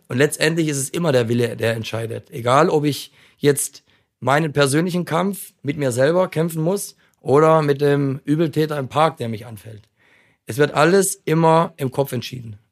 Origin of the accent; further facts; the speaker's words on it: Frankfurt, Hesse, Germany; Ich bin Frankfurter Junge